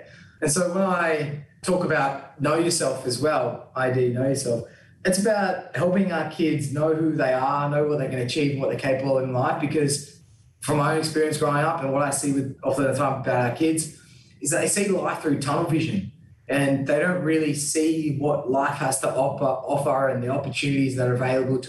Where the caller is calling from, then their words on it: Sydney, New South Wales, Australia; And I'm calling from today in this virtual setting from the Gadigal people of the Eora Nation.